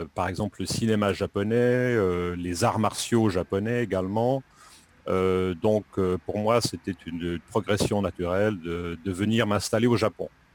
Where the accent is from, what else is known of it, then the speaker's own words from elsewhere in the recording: Lausanne region, Romandy, Vaud, Switzerland; moved away as an adult; now in Japan; Je viens de Suisse, plus précisément de la Suisse romande, de la région de Lausanne